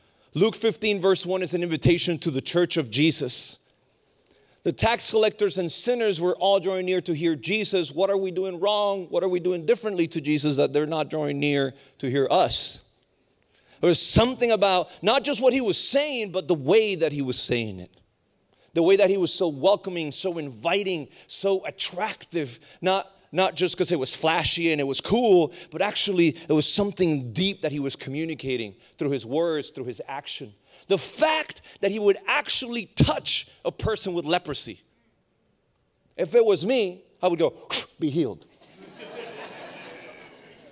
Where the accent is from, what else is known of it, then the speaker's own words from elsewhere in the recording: Puerto Rico; moved away; also born or lived in Raleigh, North Carolina; I was born and raised in Puerto Rico, very broken background